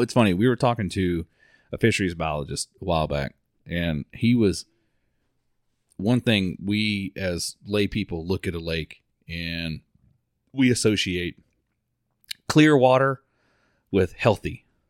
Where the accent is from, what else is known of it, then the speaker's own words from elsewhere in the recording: Mount Dora, Florida, United States; we grew up in Mount Dore. We grew up fishing on Lake Ola